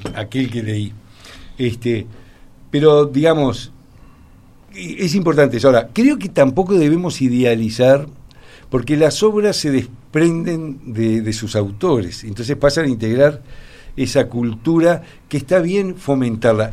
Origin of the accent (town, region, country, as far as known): Uruguay